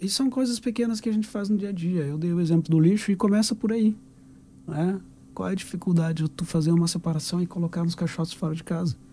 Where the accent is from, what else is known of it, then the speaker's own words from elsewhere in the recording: Brazil; now in Portugal; Eu sou um brasileiro que vem fazer uma ONG em Portugal